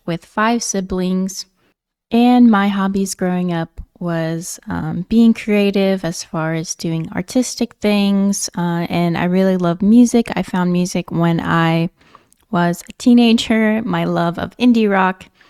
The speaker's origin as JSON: {"language": "English", "region": "Nebraska", "country": "United States", "also_born_or_lived": "Virginia / California", "moved": "as an adult", "said": "I am originally from Nebraska"}